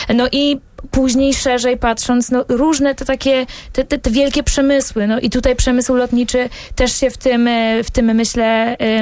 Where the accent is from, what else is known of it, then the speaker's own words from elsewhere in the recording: Bydgoszcz, Kuyavian-Pomeranian Voivodeship, Poland; ja pochodzę z Bydgoszczy, tam się urodziłam